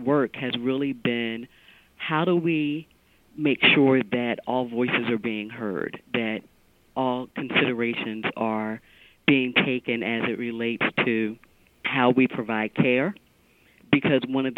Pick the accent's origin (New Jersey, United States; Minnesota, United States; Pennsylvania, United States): Pennsylvania, United States; Philadelphia; I was born and raised in Philadelphia